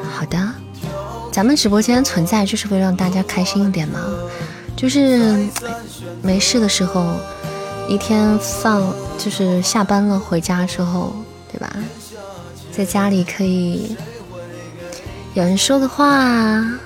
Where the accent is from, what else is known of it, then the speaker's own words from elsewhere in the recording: Shaanxi, China; 我作为一个陕西人， 我的面再不会做，那我就太过分了